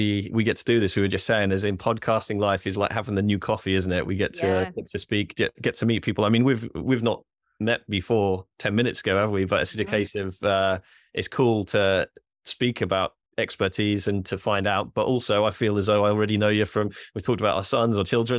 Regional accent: Norwich, East of England, United Kingdom; I am from Norwich. I like to see him do well

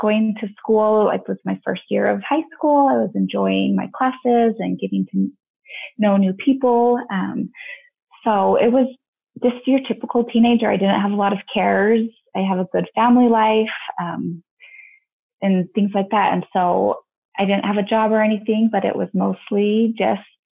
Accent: Littleton, Colorado, United States; moved away as an adult; now in Utah, United States; I grew up in Littleton, Colorado, and I am one of six kids. And I lived in Colorado up until I was about 22. And then I moved to Utah

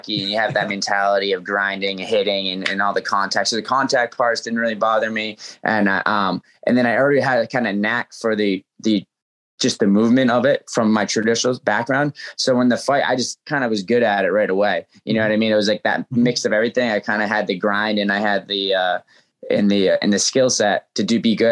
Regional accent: New England, United States; That was my first sport growing up in New England

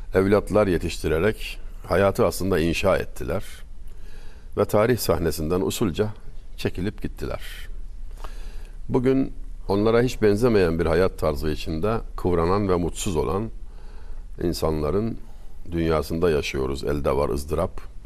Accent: Denizli, Turkey; Denizliliyim ben.

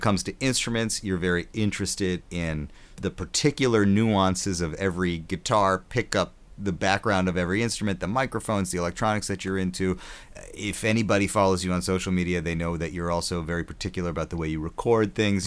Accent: Wisconsin, United States; I grew up in Wisconsin

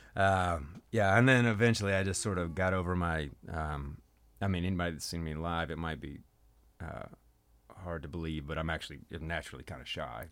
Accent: North Mississippi, United States; now in Memphis, United States; I was born in Memphis, but I was raised in really North Mississippi.

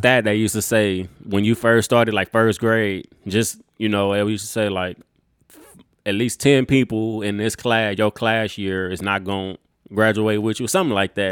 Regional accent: Texas, United States; we are from Texas.

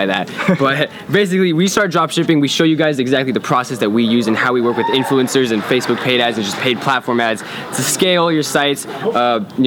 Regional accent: Seattle, Washington, United States; also born or lived in San Jose; Born in San Jose, but I grew up in Seattle

